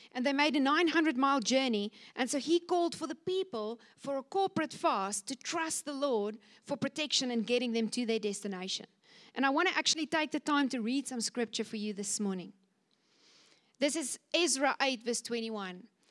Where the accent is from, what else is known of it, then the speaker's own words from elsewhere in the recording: Cape Town, Western Cape, South Africa; I come from Cape Town